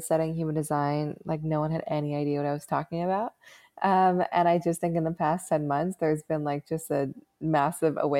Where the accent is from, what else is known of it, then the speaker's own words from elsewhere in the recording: Seattle, Washington, United States; I grew up in Seattle